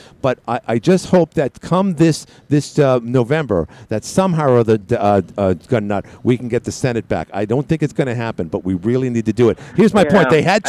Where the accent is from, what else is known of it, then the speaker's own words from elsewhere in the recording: New York City, New York, United States; living and growing up in Queens, New York, where I was surrounded by Met fans.